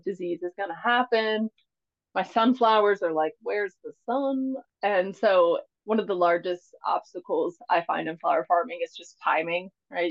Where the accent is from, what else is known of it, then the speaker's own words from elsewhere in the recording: Mississippi, United States; now in Maine, United States; originally, I am from Mississippi not born. My parents were both in the military, so I was around three or four when I, uh, they moved to Mississippi, and that's basically where I was raised.